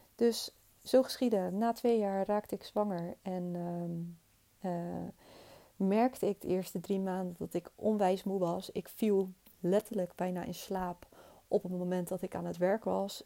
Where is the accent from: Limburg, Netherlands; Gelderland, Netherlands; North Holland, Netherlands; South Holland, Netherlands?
South Holland, Netherlands; Rotterdam; Ik ben opgegroeid in Hoogvliet met mijn twee ouders en mijn zusje.